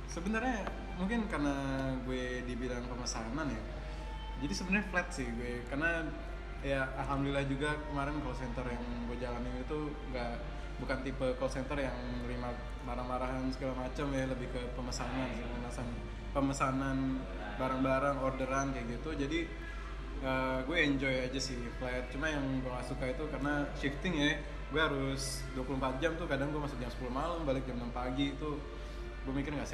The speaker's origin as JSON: {"language": "Indonesian", "town": "Bekasi", "region": "West Java", "country": "Indonesia", "tie": "born there", "said": "kan gue emang lahir di Bekasi"}